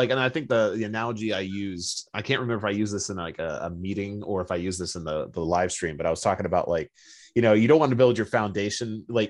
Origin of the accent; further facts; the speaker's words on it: Cincinnati, Ohio, United States; Cincinnati, Ohio, and I went to this building